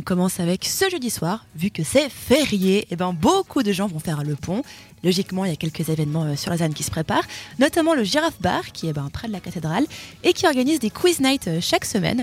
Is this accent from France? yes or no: no; Switzerland; On est suisse